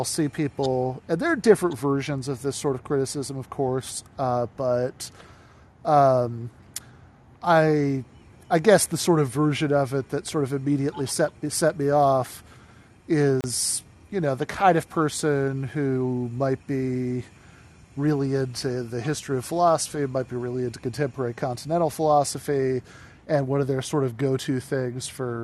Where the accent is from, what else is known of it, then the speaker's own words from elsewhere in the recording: East Lansing, Michigan, United States; moved away as an adult; also born or lived in Grand Rapids, Michigan / Kalamazoo, Michigan; I grew up in East Lansing